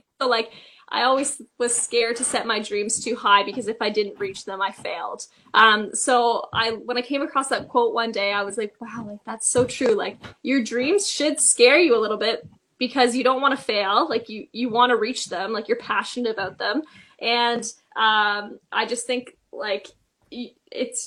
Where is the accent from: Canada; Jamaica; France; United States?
Canada; Toronto, Ontario; I am from Toronto